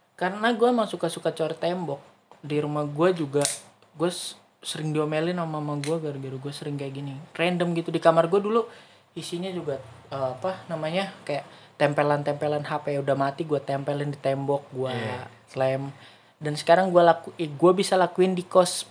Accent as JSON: {"language": "Indonesian", "region": "West Java", "country": "Indonesia", "said": "gua dari Jawa Barat"}